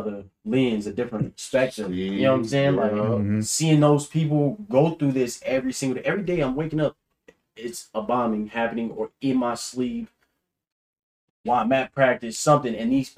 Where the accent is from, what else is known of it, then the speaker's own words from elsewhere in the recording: Chicago, Illinois, United States; I grew up living in Chicago